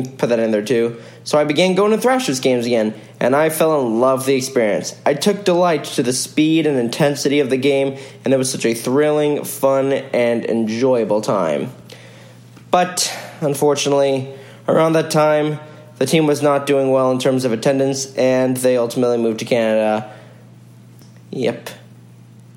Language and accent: English; Roswell, Georgia, United States; I grew up in Roswell, a few minutes from Atlanta